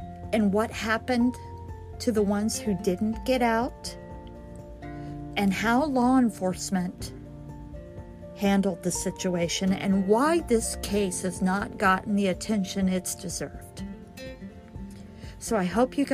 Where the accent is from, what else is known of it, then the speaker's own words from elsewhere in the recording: Colorado, United States; now in Kansas, United States; I am actually from Colorado.